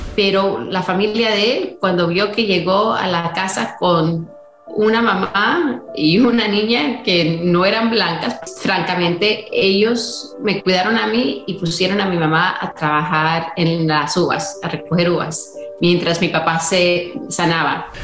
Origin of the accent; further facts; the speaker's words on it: California, United States; also born or lived in Colombia; Yo vine de, Colombia con mi mamá cuando yo tenía cuatro años y crecí en California con mi mamá